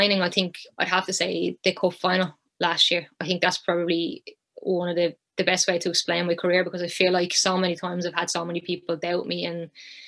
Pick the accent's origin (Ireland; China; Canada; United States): Ireland; moved away as an adult; also born or lived in Sunderland; I was back home in Ireland